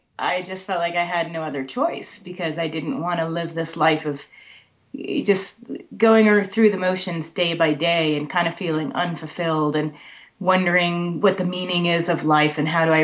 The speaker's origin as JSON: {"language": "English", "region": "South Texas", "country": "United States", "tie": "born or raised there", "moved": "yes", "lives_now": "Bay Area, United States", "said": "I grew up in South Texas"}